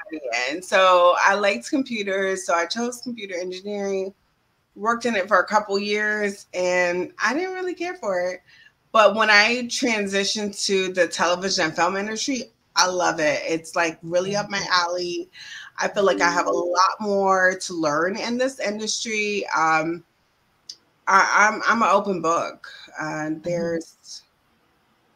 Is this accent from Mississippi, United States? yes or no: no; Central Florida, United States; moved away as an adult; also born or lived in New York; now in Washington, D.C., United States; I'm originally from Florida, Central Florida, to be exact. But I've been in New York for over 15 years. And I just moved to the DMV, Washington, D.C. area